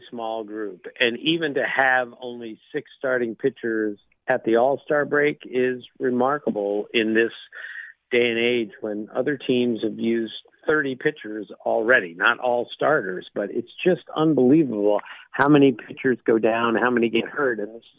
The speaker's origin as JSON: {"language": "English", "town": "Bethesda", "region": "Maryland", "country": "United States", "tie": "born or raised there", "said": "I grew up in Bethesda, Maryland, outside of D.C., so the Senators were my team."}